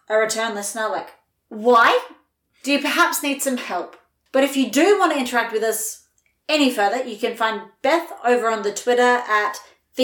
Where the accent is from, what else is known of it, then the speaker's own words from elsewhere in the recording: Australia; our Australian side